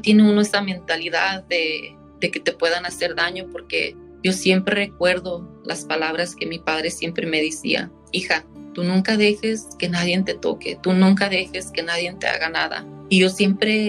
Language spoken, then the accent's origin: Spanish; San Joaquin, California, United States; also born or lived in Fresno; Yo fui nacida en Fresno y toda mi niñez la he pasado aquí en, el valle. Crecí en un pueblito llamado San Joaquín.